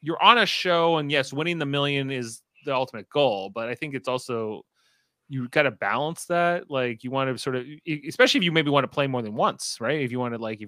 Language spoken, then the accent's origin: English; Canada; And I'm from Canada